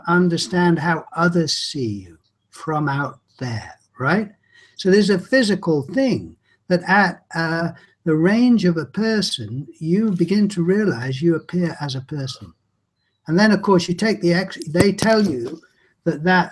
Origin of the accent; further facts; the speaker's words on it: England, United Kingdom; I'm English